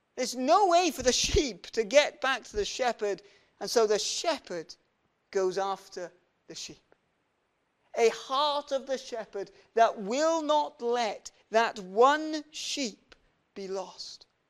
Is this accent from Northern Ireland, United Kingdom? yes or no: no; Welsh, Wales, United Kingdom; we're Welsh